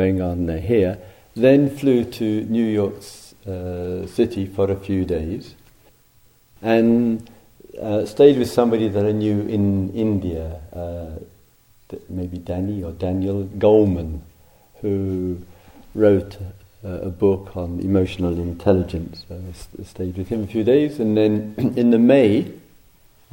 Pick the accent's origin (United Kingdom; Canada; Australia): United Kingdom; England; moved away as an adult; also born or lived in South London; 10 years and 10 days away from England